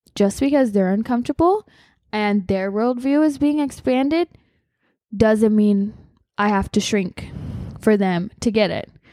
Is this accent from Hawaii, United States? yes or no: yes; Hawaii, United States; I grew up in Hawaii